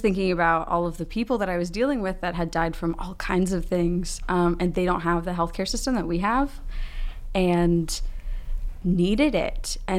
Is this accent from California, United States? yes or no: no; Louisiana, United States; I'm from an area that has a lot of disasters and we have lots of hurricanes. I'm from Louisiana.